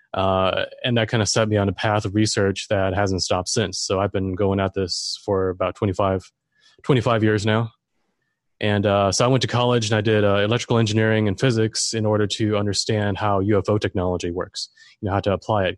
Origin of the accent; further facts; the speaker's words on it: Germany; now in Florida, United States; I'm German. I grew up in Germany, but I'm here in Florida now.